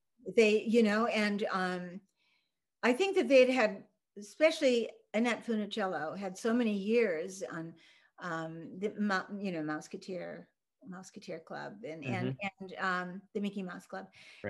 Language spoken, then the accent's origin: English; Copenhagen, Denmark; you know, I'm from Scandinavia, so Copenhagen has Hans Christian Andersen Lorelei.